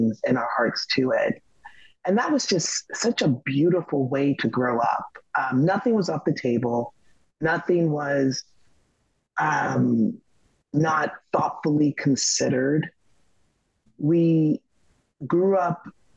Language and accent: English; Los Angeles, California, United States; I grew up in Los Angeles, California